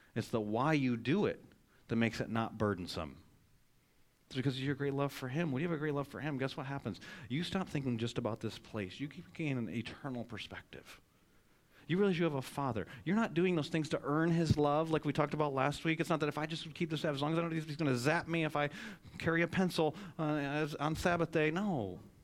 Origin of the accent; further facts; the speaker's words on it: Michigan, United States; now in North Carolina, United States; I grew up in Michigan